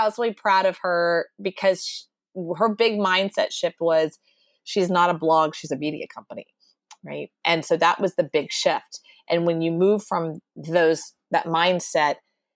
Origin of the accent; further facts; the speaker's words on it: Texas, United States; born and raised Texas